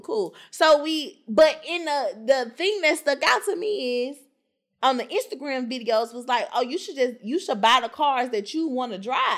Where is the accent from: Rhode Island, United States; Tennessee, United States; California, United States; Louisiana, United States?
Tennessee, United States; Memphis; I'm from Memphis